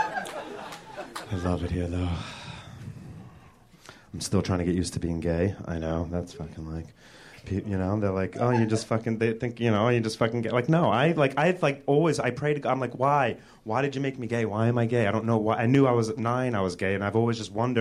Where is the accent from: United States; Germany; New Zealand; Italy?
United States; New York; moved away as an adult; now in Los Angeles, United States; I'm from New York. I moved out here a year ago